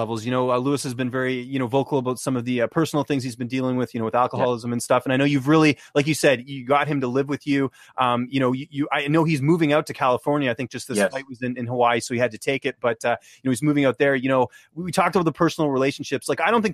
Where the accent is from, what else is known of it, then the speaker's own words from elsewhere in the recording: Canada; I'm Canadian